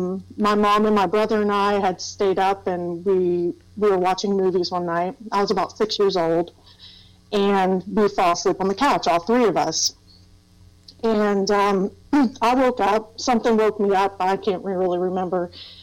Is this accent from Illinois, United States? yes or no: no; Thomas, West Virginia, United States; we'd always end up back in Thomas, West Virginia, which is where I consider my hometown. So, yeah, I lived there for a long time. In Thomas, West Virginia, and if you've never been there, it's a little mountain town. It was a coal mining town.